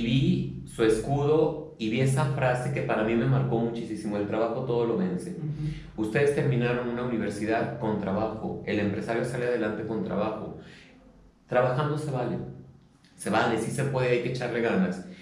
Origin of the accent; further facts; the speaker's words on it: Mexico City, Mexico; now in León, Mexico; yo no soy de León. Mi familia todo es de aquí de León. Yo nací en Chilangolandia